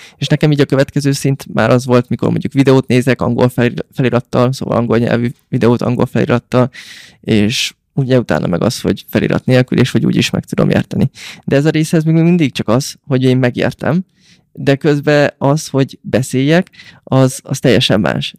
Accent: Hungary; nekünk, mint magyarok

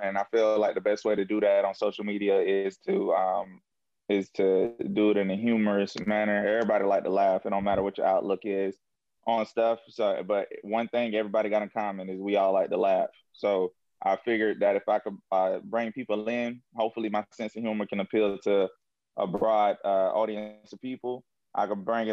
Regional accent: Jacksonville, Florida, United States; now in Atlanta, United States; I'm originally from Jacksonville, Florida. I now reside in Atlanta, Georgia

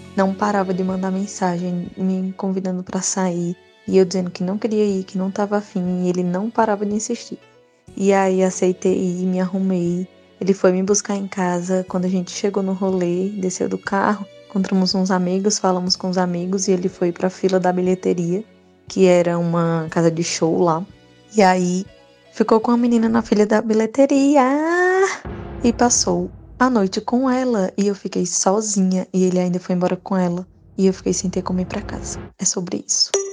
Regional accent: Rio Grande do Norte, Brazil; Eu sou do Rio Grande do Norte

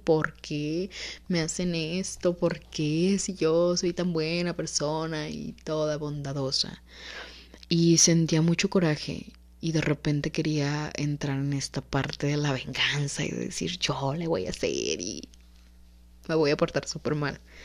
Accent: Mexico; como cultura mexicana

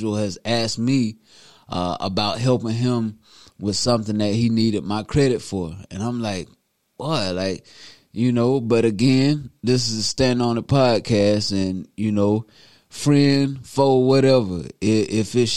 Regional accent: Newberry, South Carolina, United States; my hometown, Newberry, South Carolina.

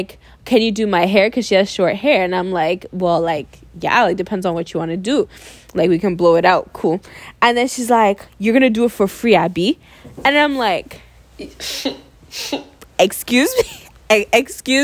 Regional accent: Nigeria; as an African kid, as a Nigerian kid

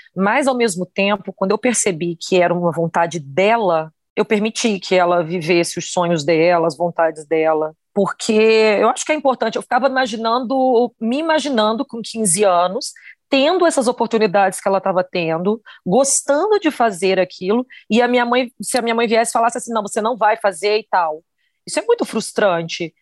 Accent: Campos dos Goytacazes, Rio de Janeiro, Brazil; moved away; eu vim de Campos, eu sou do estado do Rio de Janeiro, do interior do estado do Rio de Janeiro

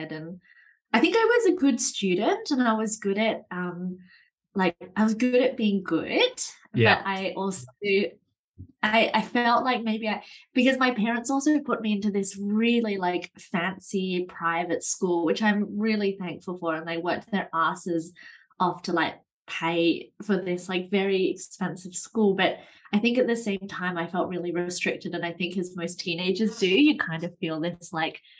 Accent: Australia; now in Amsterdam, Netherlands; I'm originally from Australia. And now I live here in Amsterdam in the Netherlands

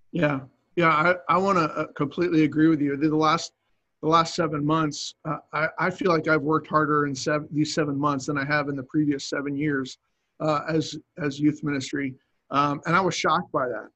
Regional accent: Cape May, New Jersey, United States; moved away as an adult; also born or lived in New York; now in Virginia, United States; that's where I grew up in Cape May, New Jersey, and my dad was a pastor there

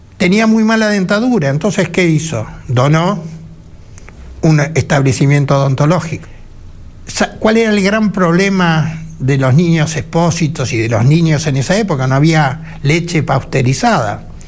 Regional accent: Buenos Aires, Argentina; Yo nací aquí en La Boca. Soy boquense puro.

